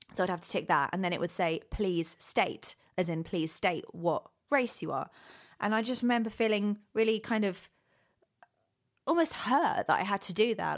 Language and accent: English; United Kingdom; now in Los Angeles, United States; I was born and raised in the UK, and now I live